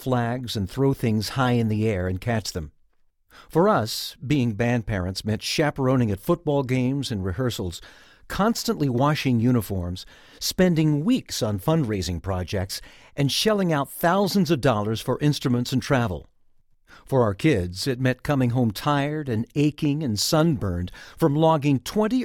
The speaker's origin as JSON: {"language": "English", "region": "Georgia", "country": "United States", "said": "my home state of Georgia"}